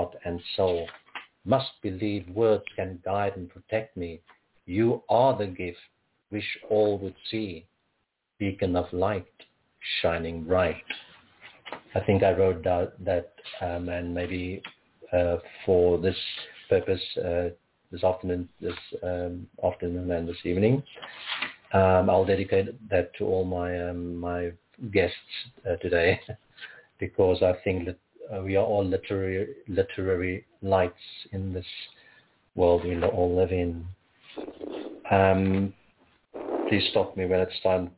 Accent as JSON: {"language": "English", "town": "Cape Town", "region": "Western Cape", "country": "South Africa", "tie": "born or raised there", "moved": "yes", "said": "I'm originally from Cape Town, born in South Africa."}